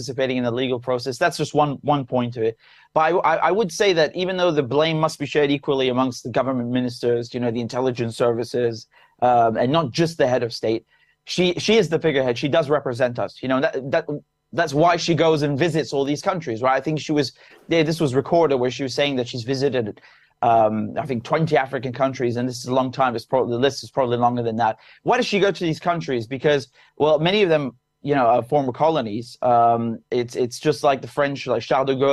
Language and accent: English; United Kingdom; being British